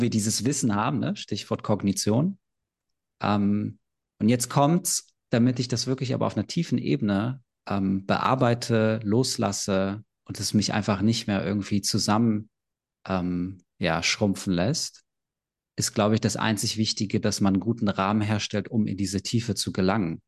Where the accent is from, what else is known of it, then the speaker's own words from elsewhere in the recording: Berlin, Germany; ich bin aus Berlin, ich bin 32